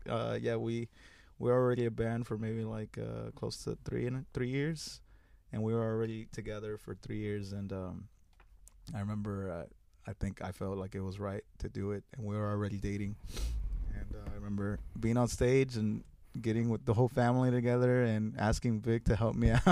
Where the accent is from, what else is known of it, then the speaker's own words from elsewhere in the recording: Houston, Texas, United States; I am from, I was raised in Magnolia, which is near, in, here in the East End